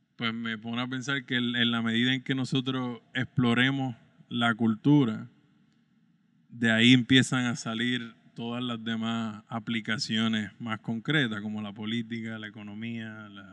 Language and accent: Spanish; San Germán, Puerto Rico; moved away as an adult; regresar a mi pueblo